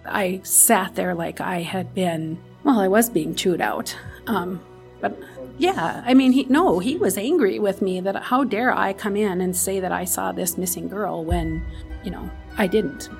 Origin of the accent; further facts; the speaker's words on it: Williston, North Dakota, United States; I grew up in Williston. My entire life I've lived, lived here